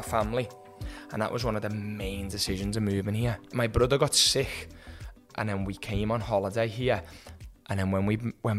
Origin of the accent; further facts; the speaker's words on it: Liverpool, North West England, United Kingdom; moved away as an adult; also born or lived in Perth, Australia; now in Sunshine Coast, Australia; So I'm from England, Liverpool. That's why I've got a bit of a different accent to everyone else from England. We moved to Australia first 11 years ago.